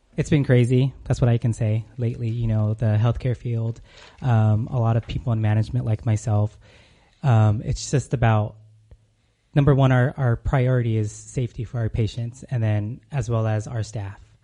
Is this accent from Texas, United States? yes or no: no; California, United States; moved away as an adult; now in Arizona, United States; I'm originally from California, moved to Arizona a couple years back.